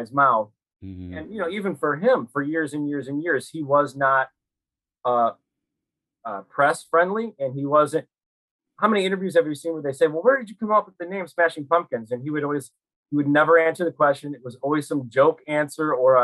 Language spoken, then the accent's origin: English; Chicago, Illinois, United States; I'm from Chicago. I live here now